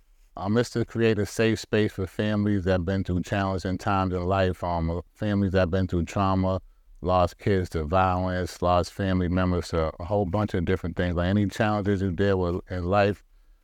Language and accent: English; Boston, Massachusetts, United States; Well, I was born and raised in Boston, Massachusetts.